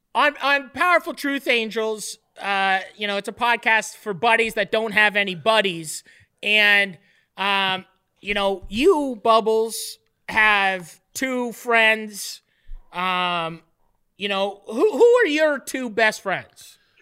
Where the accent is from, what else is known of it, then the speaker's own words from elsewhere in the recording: Canada; Being Canadian